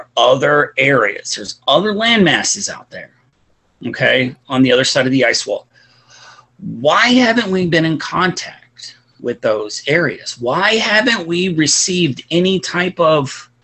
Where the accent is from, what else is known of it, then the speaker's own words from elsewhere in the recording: Illinois, United States; moved away; where I grew up in Illinois